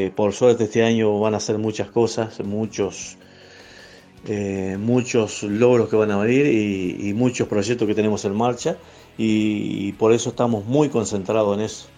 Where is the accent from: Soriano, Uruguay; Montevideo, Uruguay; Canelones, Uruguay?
Soriano, Uruguay; el departamento soriano que me otorga eh, mi ciudad natal